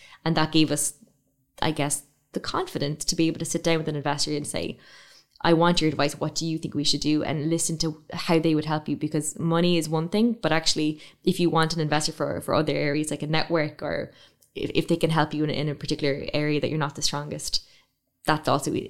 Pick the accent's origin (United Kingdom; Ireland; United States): Ireland; one of the most amazing things about being Irish is that we can talk about anything for so long